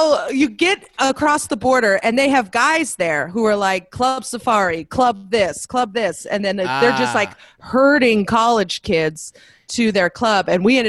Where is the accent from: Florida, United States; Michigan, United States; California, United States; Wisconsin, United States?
California, United States; Northern; I'm from Northern California